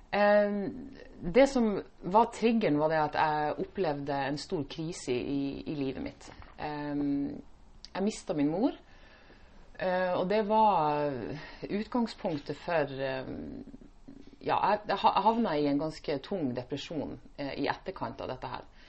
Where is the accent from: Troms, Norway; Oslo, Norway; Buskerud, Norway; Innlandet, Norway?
Troms, Norway; Indre; moved away as an adult; now in Stavanger, Norway; jeg er opprinnelig fra Indre Troms. Mm. Langt opp i nord.